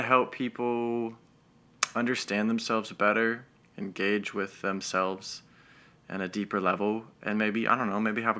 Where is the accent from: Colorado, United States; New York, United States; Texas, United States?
Colorado, United States; Denver; but I hail from Denver. That's home. That's where I was born and raised.